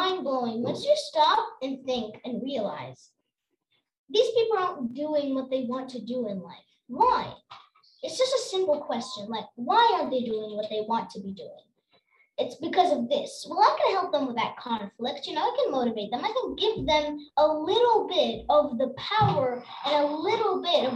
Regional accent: Algeria; I'm from Algeria

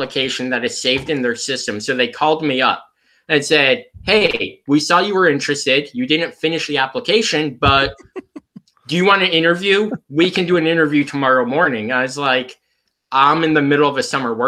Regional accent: Central Illinois, United States; moved away as an adult; now in Freeport, United States; I grew up in Central Illinois and pretty much lived in Central Illinois my entire life until the job I got now up in Northwestern Illinois

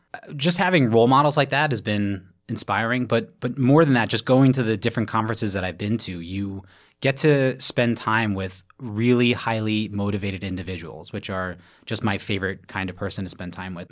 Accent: New York City, New York, United States; from Brooklyn, New York, born and raised.

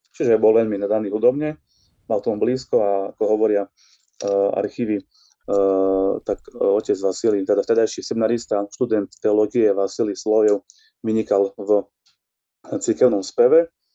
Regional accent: Ľutina, Prešov Region, Slovakia; Cez moju rodnú obec, cez Ľutinu

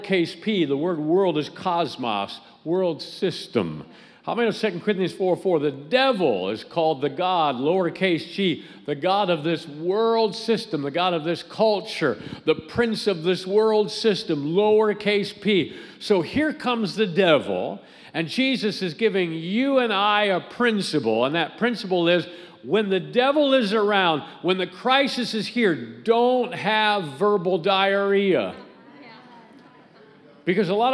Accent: United States; I was the one from the States

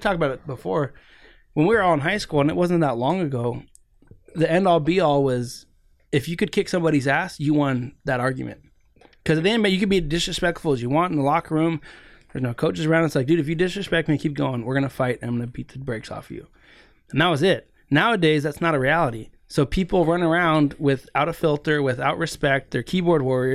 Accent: San Diego, California, United States; I'm from San Diego, born and raised

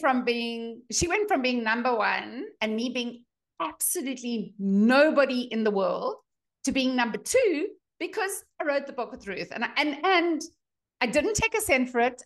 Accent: South Africa; moved away as an adult; also born or lived in Boulder, Colorado; now in United States; I'm a dietitian from South Africa

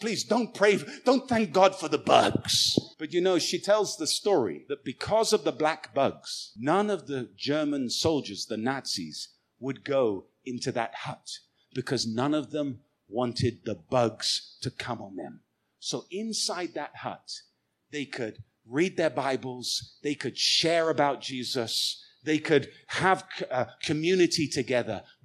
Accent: United Kingdom; now in Goiânia, Brazil; I'm a British guy. I'm living in Goiânia

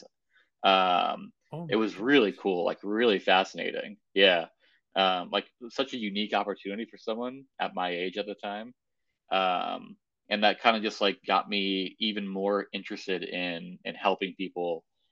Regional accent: right outside of Hartford, Connecticut, United States; moved away; also born or lived in Boston; I was born and raised in New England in Connecticut, right outside of Hartford. Yep. Good old New England boy.

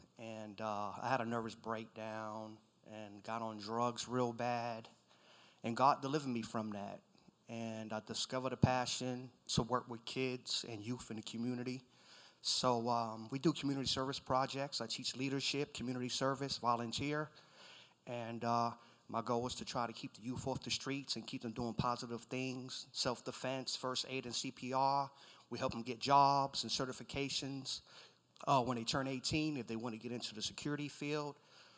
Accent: New York City, New York, United States; moved away; I'm from Brooklyn, New York. I moved here in 89 with my mom.

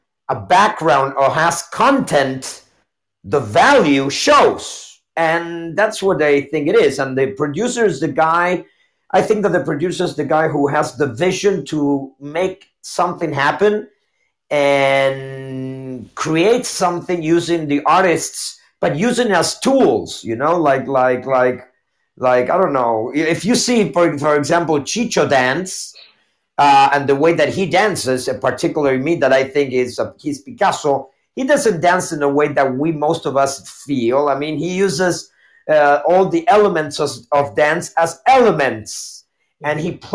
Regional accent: Argentina

